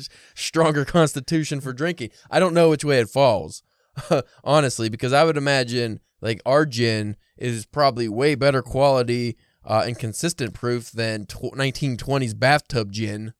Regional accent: United States; I'm American boy

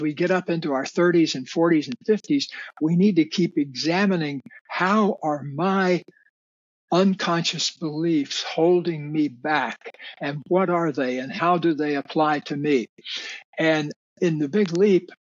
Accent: Deep South, United States; I grew up in the Deep South

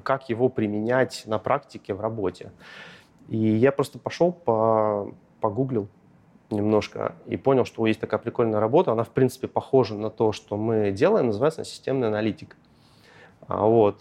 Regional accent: Shiroky Priluk, Arkhangelsk Oblast, Russia; moved away as an adult; also born or lived in Saint Petersburg; я родом из Архангельской области, небольшого лесного рабочего поселка Широкий Прилук

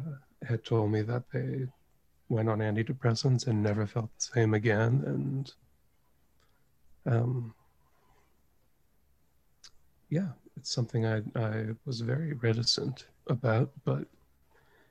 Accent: United States; moved away; it hit my hometown

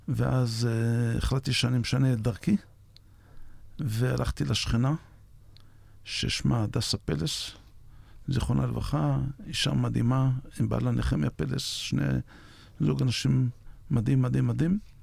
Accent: Yavne'el, Northern District, Israel; נולדתי ביבניאל ב-56.

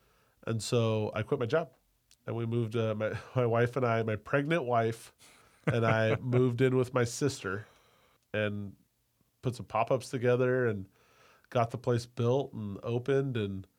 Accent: Sacramento, California, United States; born or raised there; moved away as an adult; also born or lived in Cleveland / Napa

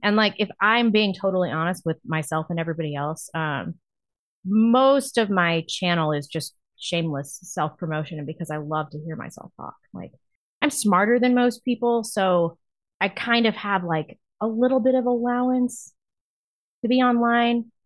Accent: St. Louis, Missouri, United States; moved away; also born or lived in New York / Los Angeles / Seattle; growing up in Saint Louis was the most competitive social environment I have ever

